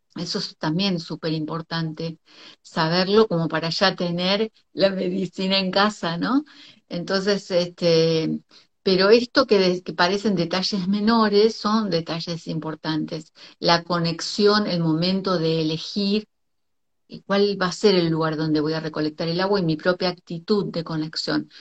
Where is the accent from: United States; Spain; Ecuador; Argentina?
Argentina; also born or lived in Costa Rica